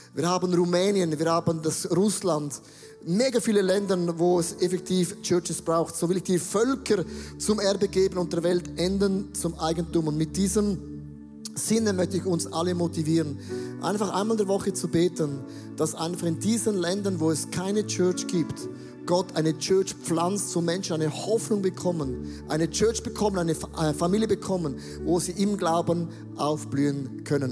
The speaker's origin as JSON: {"language": "German", "town": "Buchs", "region": "St. Gallen", "country": "Switzerland", "tie": "born or raised there", "said": "Ich bin ja katholisch aufgewachsen und ich bin in der Nähe von Österreich aufgewachsen, in Bux"}